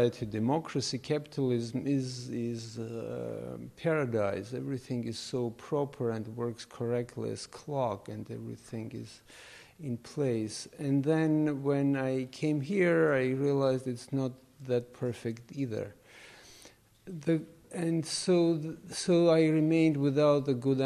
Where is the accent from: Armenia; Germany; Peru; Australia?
Armenia; moved away as an adult; now in New York City, United States; I grew up in the Soviet Union, in Armenia